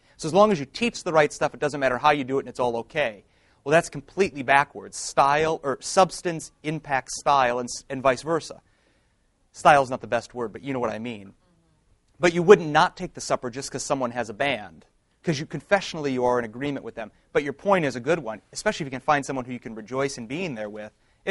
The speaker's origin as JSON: {"language": "English", "town": "Detroit", "region": "Michigan", "country": "United States", "said": "I'm from Detroit"}